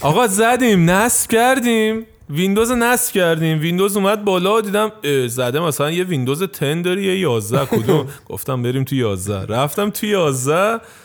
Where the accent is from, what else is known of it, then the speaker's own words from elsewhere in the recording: Tehran, Tehran Province, Iran; accent: Tehrani; also born or lived in Isfahan; now in Turkey; من خودم بچه تهران نیستم میگم من اصفهانی